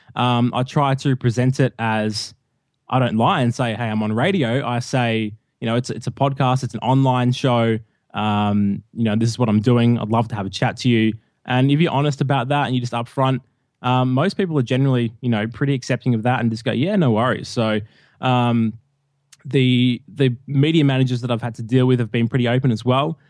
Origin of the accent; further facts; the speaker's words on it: Melbourne, Victoria, Australia; moved away as an adult; now in Hamilton, Australia; I'm from Melbourne, and I recently moved a few months ago, uh, about four hours out of Melbourne to a rural, a rural town, uh, called Hamilton